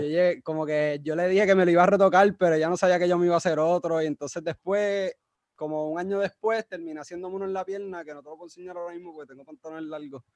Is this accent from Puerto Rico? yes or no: yes; San Juan, Puerto Rico; moved away as an adult; now in Mayagüez, Puerto Rico; yo soy de San Juan, ah, pero y me crié por allá, estudié allí en Maristas de Guaynabo